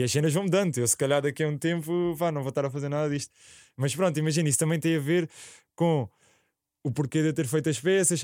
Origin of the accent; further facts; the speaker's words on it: Alhandra, Lisbon, Portugal; Eu sou de Alhandra, ao lado da Alverca